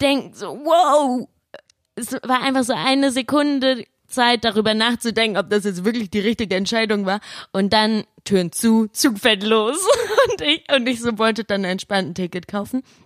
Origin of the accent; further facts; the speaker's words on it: Laubach, Hesse, Germany; now in Cologne, Germany; Ich komme aus Laubach, einem coolen Dorf.